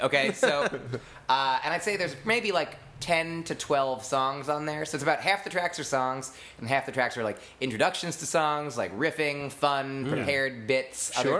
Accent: Livingston, New Jersey, United States; moved away as an adult; also born or lived in Upper Saddle River, New Jersey / Allendale, New Jersey / Boston, Massachusetts; now in New York, United States; Grew up in New Jersey, moved to Boston, then to New York.

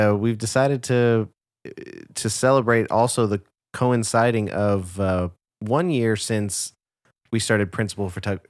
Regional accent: Garland, Texas, United States; Shelby and I grew up in Garland, Texas, and we were very active in this like theater community in our local community theater.

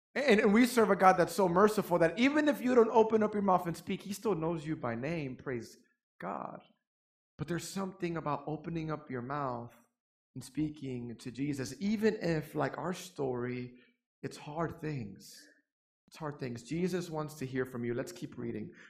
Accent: New York City, New York, United States; born or raised there; now in Fort Worth, United States

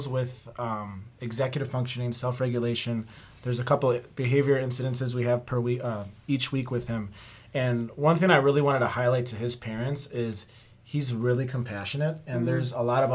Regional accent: Greenfield, Wisconsin, United States; I was born and raised in Greenfield, Wisconsin

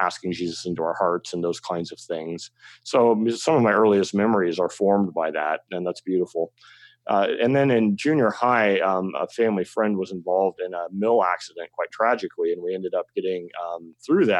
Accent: Northern California, United States; moved away; I grew up in Northern California, as I just sort of mentioned in the sticks

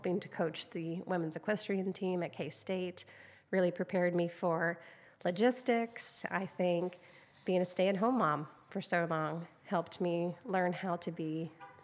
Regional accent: Dodge City, Kansas, United States; now in Council Grove, United States; I grew up in Dodge City

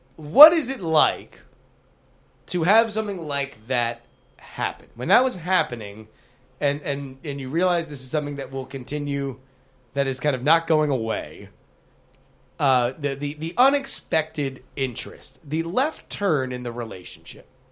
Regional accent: South Florida, United States; my town where I grew up in South Florida

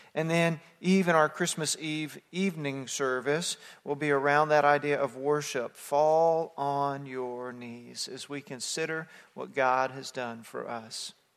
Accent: Texas, United States; growing up in Texas

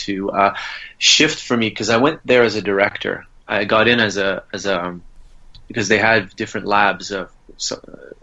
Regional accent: Gatineau, Quebec, Canada; I grew up near Ottawa in Gatineau on the French-Canadian side

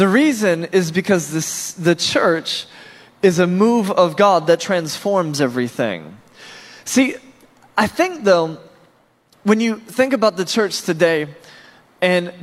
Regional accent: Norfolk, Virginia, United States; I'm from Norfolk, Virginia

